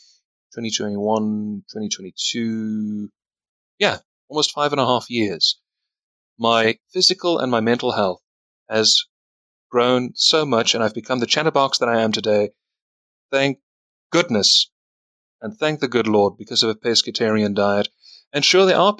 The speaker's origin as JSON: {"language": "English", "country": "South Africa", "said": "He's from my country. I'm from South Africa"}